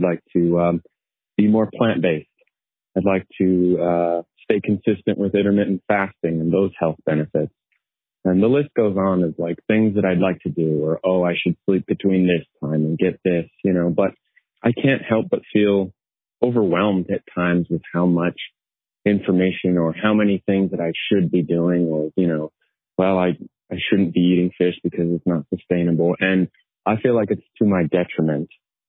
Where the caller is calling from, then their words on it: Orem, Utah, United States; I'm calling from Orem, Utah.